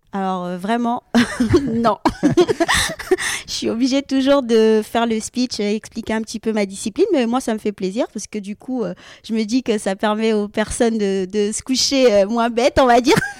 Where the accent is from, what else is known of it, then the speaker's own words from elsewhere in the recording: French Guiana; moved away; also born or lived in Rennes; j'ai découvert le judo comme ça, donc dans mon club en Guyane parce que j'ai grandi en Guyane.